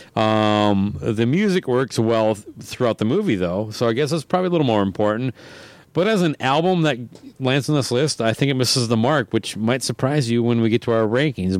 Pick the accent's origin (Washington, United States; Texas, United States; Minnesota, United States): Minnesota, United States; as a Minnesotan